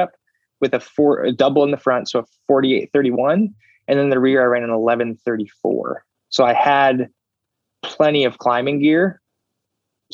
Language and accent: English; Phoenix, Arizona, United States; I am from Phoenix.